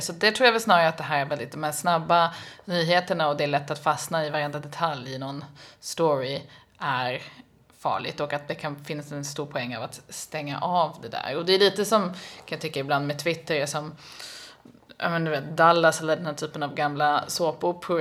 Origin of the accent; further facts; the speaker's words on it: Sweden; jag kommer från Sverige